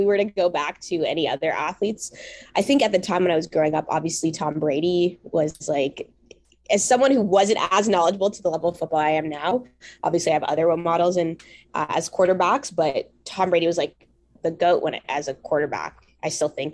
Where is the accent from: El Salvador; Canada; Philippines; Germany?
Canada; Mississauga, Ontario; I was very fortunate growing up in the Peel region, and we had flag football. I think the high schools hosted flag football for our middle schools, at least in the area I grew up in, Mississauga.